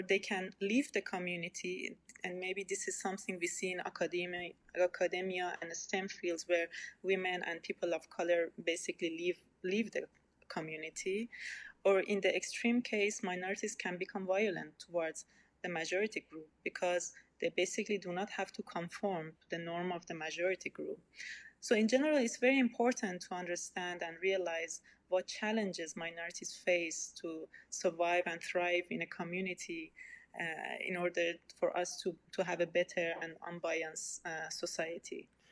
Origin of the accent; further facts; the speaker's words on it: Iran; English is a second language; now in Germany; I was born and raised in Iran